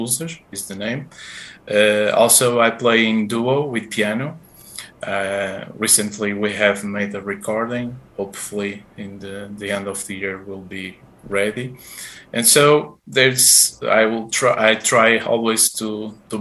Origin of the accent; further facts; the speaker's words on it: Porto, Norte, Portugal; English is a second language; I'm Portuguese. I was born in Porto, in the city